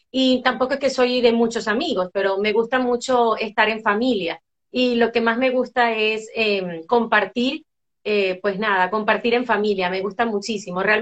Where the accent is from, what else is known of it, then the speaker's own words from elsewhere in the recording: Venezuela; moved away as an adult; now in Spain; me vine de Venezuela para España, eh, pues específicamente para nosotros eh, emprender en familia, bueno, mi esposo y yo, otro camino